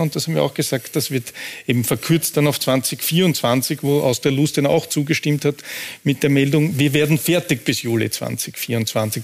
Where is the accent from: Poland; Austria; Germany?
Austria; bei uns in Österreich